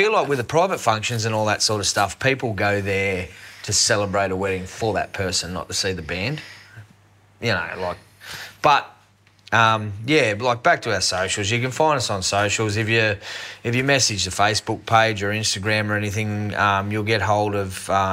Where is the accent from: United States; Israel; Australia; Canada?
Australia; we're Aussie battlers here.